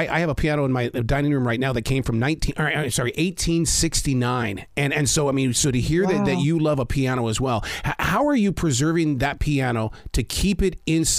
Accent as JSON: {"language": "English", "region": "Montana", "country": "United States", "said": "I'm from Montana."}